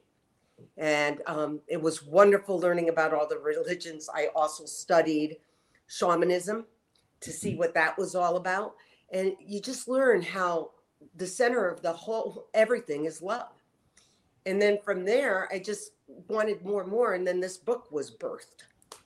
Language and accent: English; Connecticut, United States; I was raised in Connecticut